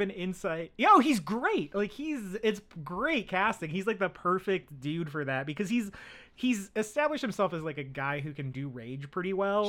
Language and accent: English; United States; I'm American.